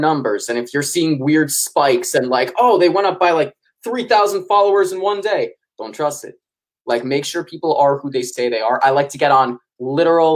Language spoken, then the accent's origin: English; New York City, New York, United States; I'm from New York City